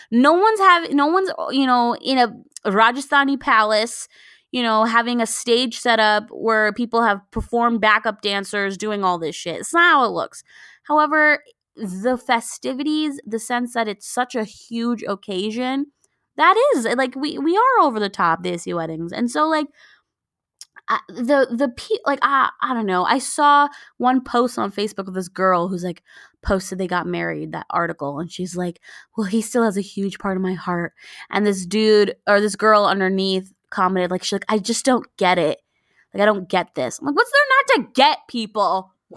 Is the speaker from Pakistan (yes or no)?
yes; Karachi, Sindh, Pakistan; we come from Karachi